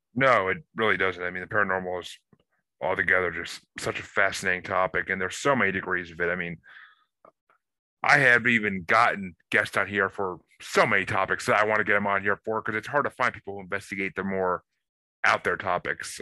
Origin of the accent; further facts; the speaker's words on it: New York, United States; I I grew up in New York